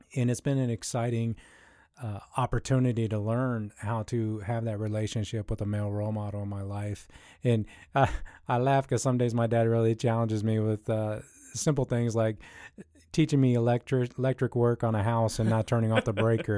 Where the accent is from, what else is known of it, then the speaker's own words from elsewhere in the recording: Columbus, Ohio, United States; I grew up in the Midwest here, right where we're stationed here in Columbus, Ohio